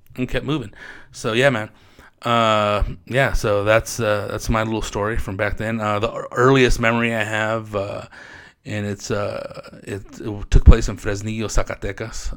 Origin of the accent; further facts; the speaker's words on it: Riverside, California, United States; also born or lived in Corona, California; born and raised in Riverside, California. Actually raised, I was born, well, born and raised in Riverside County. Uh, born in Corona, California